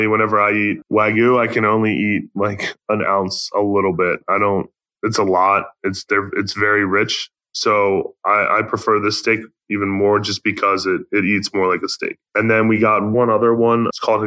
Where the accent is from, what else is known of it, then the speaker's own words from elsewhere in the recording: Baltimore, Maryland, United States; moved away; I'm from Baltimore